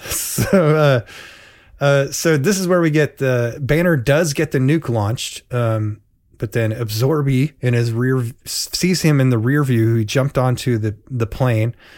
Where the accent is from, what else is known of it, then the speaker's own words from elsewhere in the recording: Portland, United States; in Portland, we had the Barnum and Bailey's at least annually